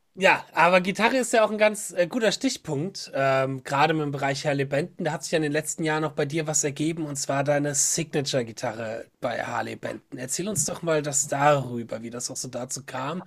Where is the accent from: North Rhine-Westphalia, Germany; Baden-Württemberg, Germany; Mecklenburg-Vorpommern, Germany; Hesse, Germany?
Hesse, Germany; Bad Schwalbach; ich komme aus Bad Schwalbach, das ist unten bei Wiesbaden